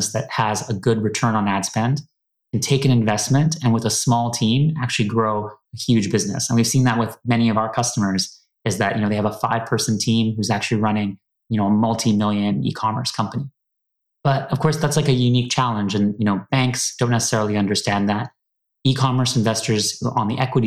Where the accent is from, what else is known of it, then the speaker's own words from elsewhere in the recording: Toronto, Ontario, Canada; moved away as an adult; also born or lived in New York / San Francisco; now in London, United Kingdom; I'm originally from Toronto.